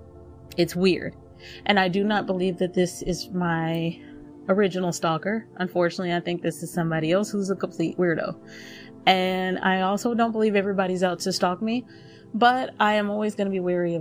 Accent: Texas, United States; I grew up in Texas

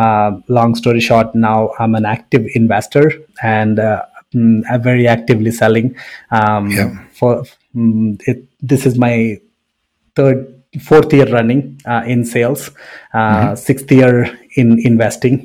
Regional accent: India; English is a second language; moved away as an adult; also born or lived in Sarnia, Canada; now in Windsor, Canada; born and raised in India.

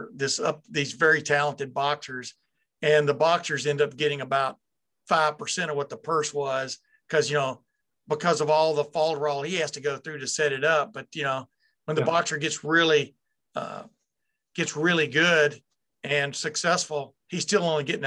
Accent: Houston, Texas, United States; I caught the River Oaks section of Houston growing up in Texas.

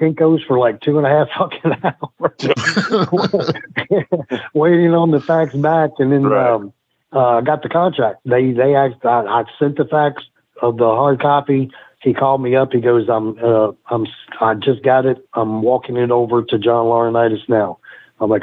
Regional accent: Virginia, United States; I grew up on a farm in the mountains of Virginia.

